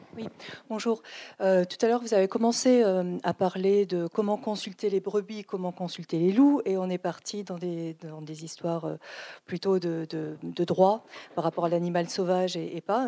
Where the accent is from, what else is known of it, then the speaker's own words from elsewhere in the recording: France; chez nous en France